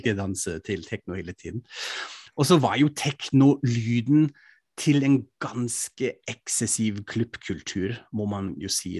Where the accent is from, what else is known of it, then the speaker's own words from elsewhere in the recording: Frankfurt, Hesse, Germany; moved away; I min hjemby Frankfurt am Main